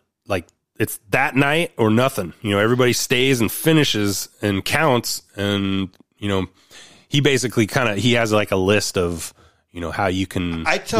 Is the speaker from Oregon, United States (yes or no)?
yes; Oregon, United States; My home state, Oregon.